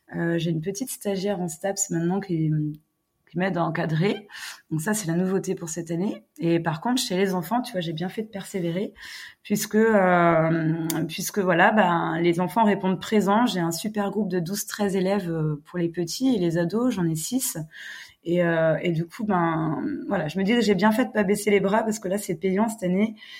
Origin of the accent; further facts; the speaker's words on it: United States; now in Lamballe, France; je suis américaine, j'habite près de Lamballe, donc euh, dans le 22.